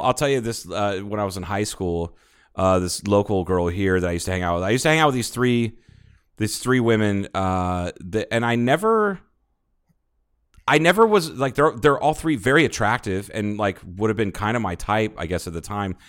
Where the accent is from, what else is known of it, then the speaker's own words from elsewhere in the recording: Ohio, United States; now in Arizona, United States; I'm from Ohio.